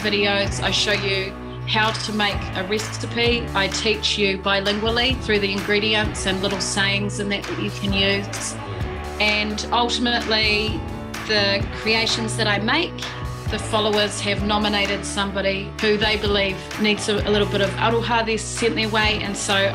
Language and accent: English; Lawrence, Otago, New Zealand; I hail from Ngāti Porou, but I grew up in the deep south, a little place called Lawrence is where I come from.